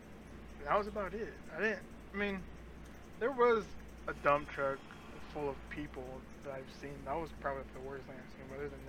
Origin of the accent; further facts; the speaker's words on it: Santiago, Santiago Metropolitan Region, Chile; moved away; I'm Hispanic. I come from South America, Chile, from Santiago.